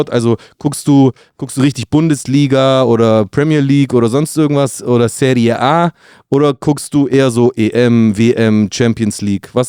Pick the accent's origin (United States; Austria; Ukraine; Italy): Italy; Brindisi, Apulia; weil die in Brindisi, meiner Heimatstadt, gespielt haben mit der U21